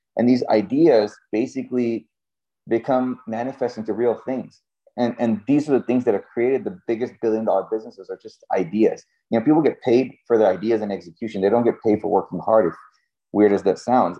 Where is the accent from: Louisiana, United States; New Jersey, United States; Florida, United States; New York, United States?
Florida, United States; Cape Canaveral; I grew up in Cape Canaveral, Florida